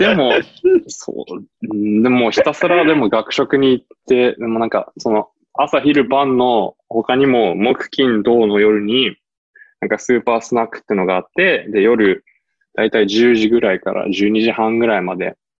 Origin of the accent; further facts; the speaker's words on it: United States; also born or lived in Japan; now in Maine, United States; 自分もアメリカ育ちなんで